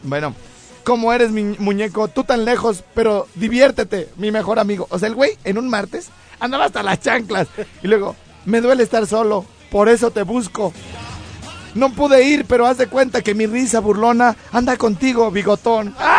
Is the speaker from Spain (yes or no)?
no; Mexico; uno que es de México